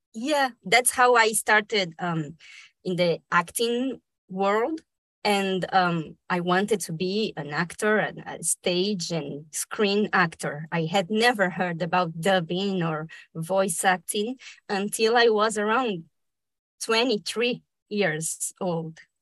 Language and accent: English; Brazil; first language Spanish; English is a second language; also born or lived in Argentina; I was born in Argentina but I was raised in Brazil. I moved there when I was a little baby.